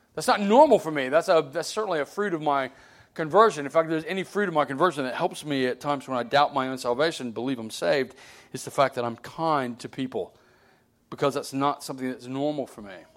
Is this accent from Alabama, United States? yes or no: yes; Alabama, United States; I grew up in Alabama.